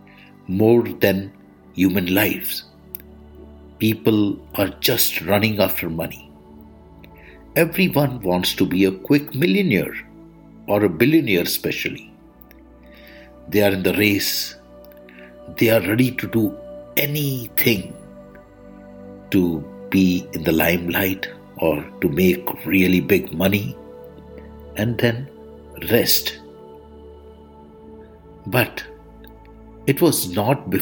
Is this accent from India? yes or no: yes; India; I am the Indian monk